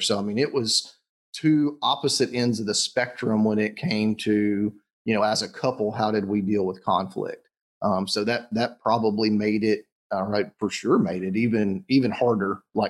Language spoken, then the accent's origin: English; the South, United States; I'm from the South. My family, my mom specifically, is the quintessential, you know, Southern woman.